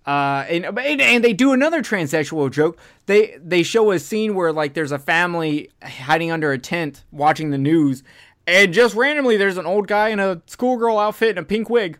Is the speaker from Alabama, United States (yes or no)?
yes; Alabama, United States; I'm from Alabama